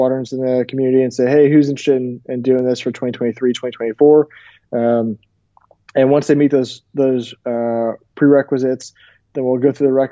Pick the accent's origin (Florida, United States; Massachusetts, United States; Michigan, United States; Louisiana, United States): Florida, United States; Tampa; I went to the show in my hometown, Tampa, Florida